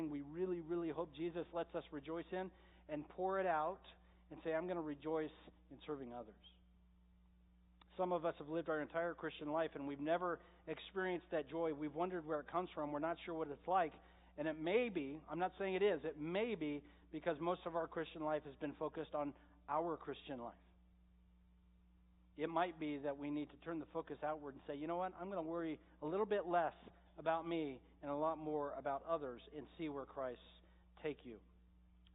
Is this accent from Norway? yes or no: no; Medford, United States; I grew up in Medford, so of course we have the best water